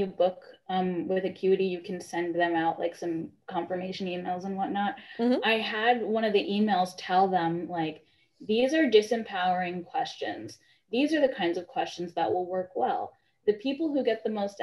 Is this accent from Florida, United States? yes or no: no; New York, United States; moved away as an adult; also born or lived in Massachusetts; I was born in New York, and I lived in New York up until college